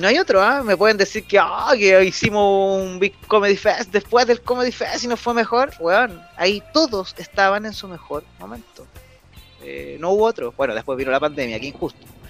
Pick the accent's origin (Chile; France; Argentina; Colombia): Chile; Santiago, Santiago Metropolitan Region; como santiaguino